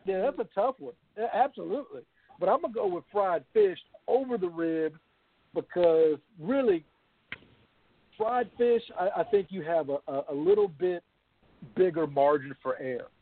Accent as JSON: {"language": "English", "region": "the South", "country": "United States", "said": "I'm from the South"}